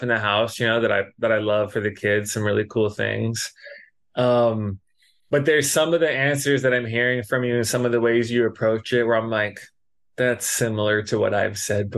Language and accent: English; Los Angeles, California, United States; moved away as an adult; now in Hawaii, United States; we grew up in Los Angeles and like we moved out here for college